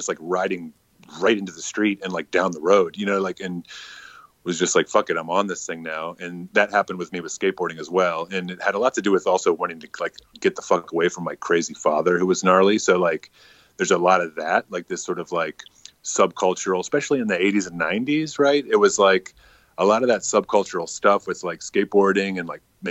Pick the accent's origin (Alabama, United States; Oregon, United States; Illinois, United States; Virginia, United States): Virginia, United States; now in New York City, United States; I'm from Virginia, which I'm from an area that's not like what maybe it's not like redneck. It's kind of like a DC suburb